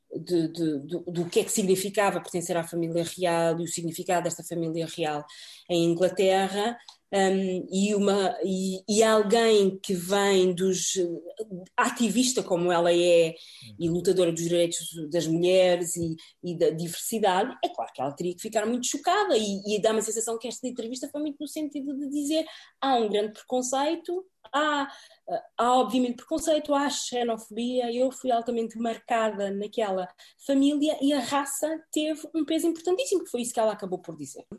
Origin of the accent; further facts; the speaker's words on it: Portugal; moved away as an adult; also born or lived in Cape Verde; now in United Kingdom; eu sou portuguesa também, não é? De origem cabo-verdiana